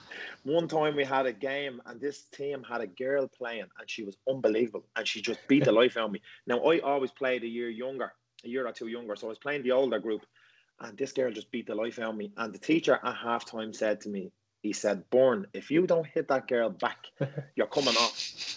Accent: Ireland; So in our schools in Ireland, we have Gaelic football.

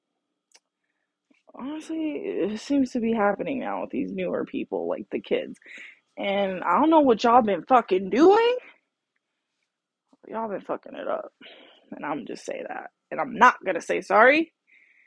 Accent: United States; I'm American

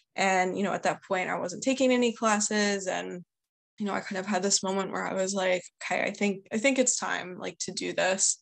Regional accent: outside Philadelphia, Pennsylvania, United States; I grew up about 45 minutes outside of Philadelphia, so in the suburbs.

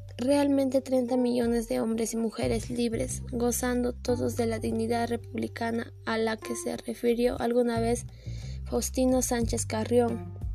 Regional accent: Peru; nuestro lema patriota

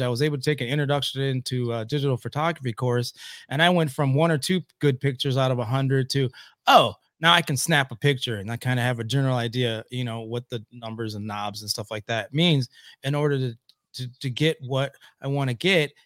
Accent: Oscoda, Michigan, United States; also born or lived in Louisville, Kentucky / Lansing, Michigan; I grew up in Oscoda, Michigan.

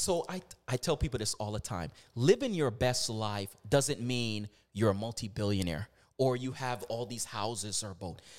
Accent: Virginia, United States; moved away as an adult; also born or lived in Canada (born); now in Toronto, Canada; I'm from the United States. I'm from Virginia.

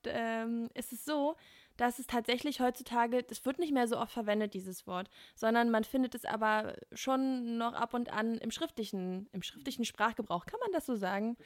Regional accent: Berlin, Germany; als Berliner

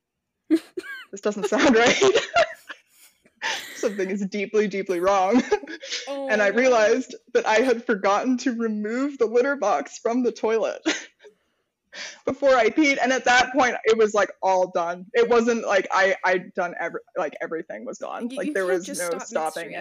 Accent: Maine, United States; I'm from Maine.

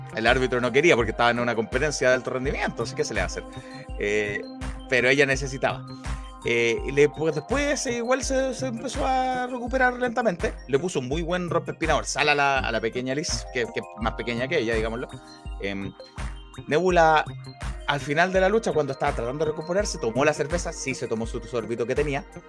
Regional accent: Santiago, Santiago Metropolitan Region, Chile; habíamos varios santiaguinos sorprendidos con, el sonido de la lluvia

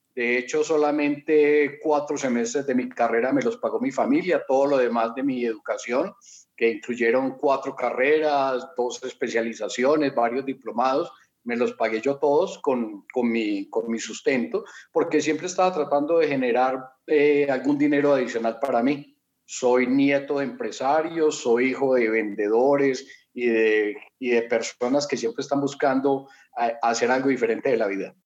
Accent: Colombia; moved away as an adult; now in Mexico; soy colombiano desde chiquito.

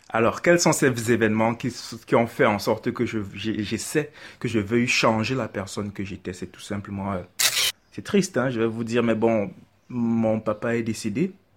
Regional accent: Yaoundé, Centre, Cameroon; J'ai grandi, je suis né à Yaoundé, j'ai grandi à Yaoundé, j'ai fait toutes mes classes à Yaoundé

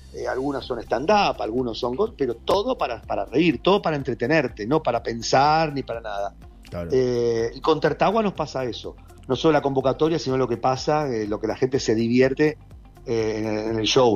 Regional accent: Argentina; yo me crié acá en Argentina

